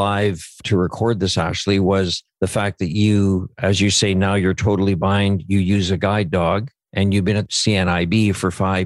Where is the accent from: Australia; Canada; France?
Canada; Saskatchewan; I grew up in Punishai, Saskatchewan.